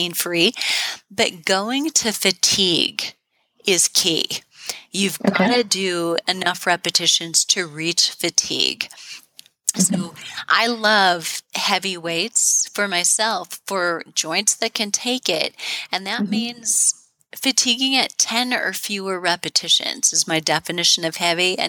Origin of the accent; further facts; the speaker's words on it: Midwest, United States; I'm from the Midwest